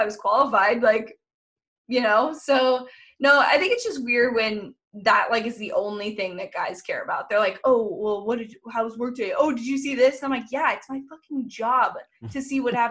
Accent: California, United States; I'm from California.

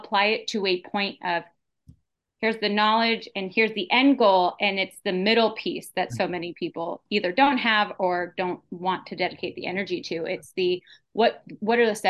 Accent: 40 minutes outside of San Francisco, Northern California, United States; moved away; born and raised in California, Northern California. 40 minutes outside of San Francisco.

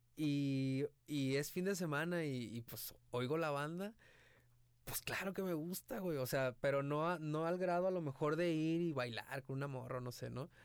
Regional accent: Ixtlán del Río, Nayarit, Mexico; moved away as an adult; also born or lived in Tepic; now in Guadalajara, Mexico; De Islán del Río Nayarit, nací en Tepic, pero viví toda mi vida

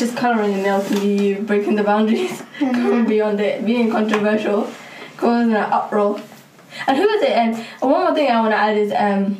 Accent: Soho, London, United Kingdom; I'm from Soho, Black Lives Matter doesn't matter to me.

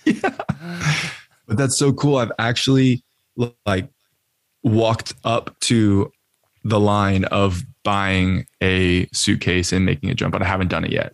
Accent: Austin, Texas, United States; also born or lived in Colorado; now in California, United States; I'm from Austin, Texas

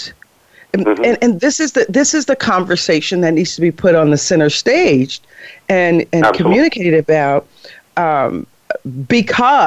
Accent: Chicago, Illinois, United States; I'm from Chicago. I put an S on everything.

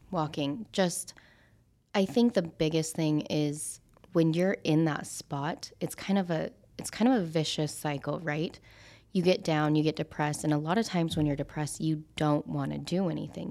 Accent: Idaho, United States; moved away as an adult; now in Las Vegas, United States; growing up in Idaho, I was the only Asian, even being half Asian, that was in that high school

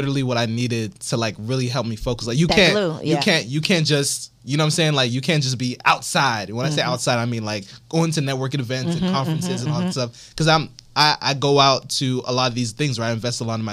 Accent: Miami, Florida, United States; I'm from Miami

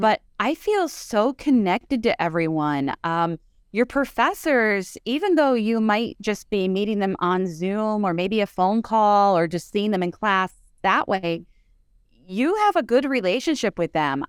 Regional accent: Dunmore, Pennsylvania, United States; Dunmore is my hometown

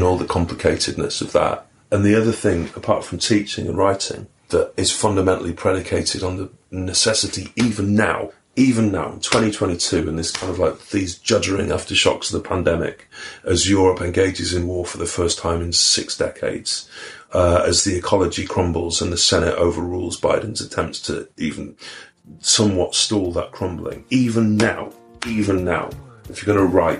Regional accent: Manchester, North West England, United Kingdom; when I was growing up in Manchester in the 70s

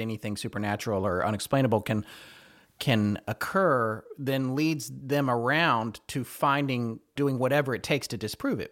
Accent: North Carolina, United States; I'm from North Carolina, so when I was growing up, I was in North Carolina

